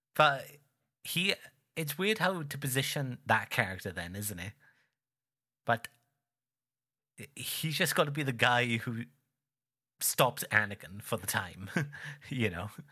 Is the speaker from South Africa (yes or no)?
no; United Kingdom; I'm not English. Uh, but the fellow guy from the same island as me